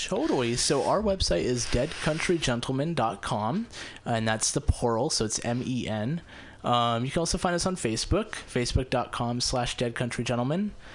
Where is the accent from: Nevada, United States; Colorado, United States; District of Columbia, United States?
Nevada, United States; Las Vegas; moved away as an adult; also born or lived in Ventura, California / Reno, Nevada; now in San Francisco, United States; I grew up in Las Vegas, so it's actually the first time I have performed in Las Vegas. Um, I moved away when I was 18